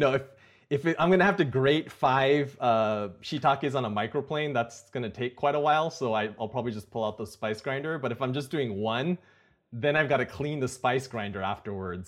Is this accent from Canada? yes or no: no; Napa, California, United States; also born or lived in Silicon Valley; I grew up in Napa, um, which is not too far from Silicon Valley.